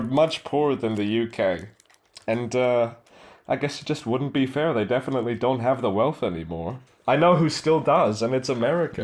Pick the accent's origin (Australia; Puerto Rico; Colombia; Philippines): Philippines; also born or lived in Middle East; me being Filipino